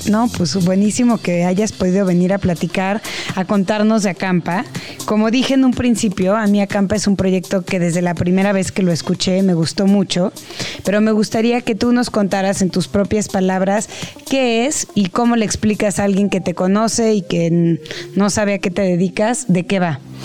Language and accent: Spanish; Mexico; como mexicanos